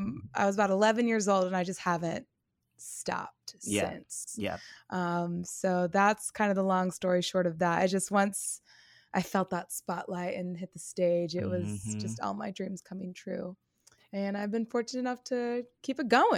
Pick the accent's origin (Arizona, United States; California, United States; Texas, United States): California, United States; moved away as an adult; I am from the Bay Area in California. Mm-hmm. I lived there until I was about 24.